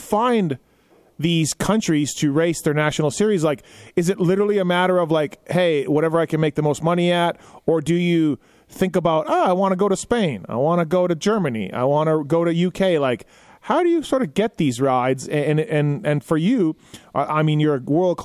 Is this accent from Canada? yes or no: yes; Canada; I'm Canadian